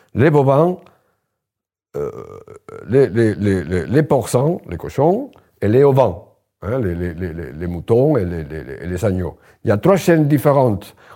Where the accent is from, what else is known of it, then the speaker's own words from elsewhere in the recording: Spain; French is a second language; moved away as an adult; now in Limoges, France; je suis espagnol, et moi, en Espagne, je le raconte dans le livre, euh, je, je, je, j'ai grandi à la campagne